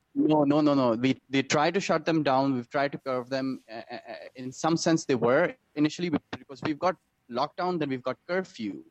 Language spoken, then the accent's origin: English; Pakistan; also born or lived in Denmark; as a Pakistani